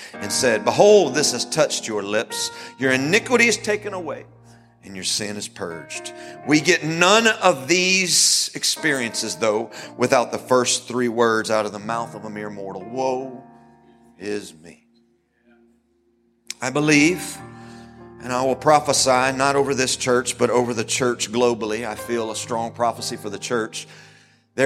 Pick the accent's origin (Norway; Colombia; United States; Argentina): United States; as an American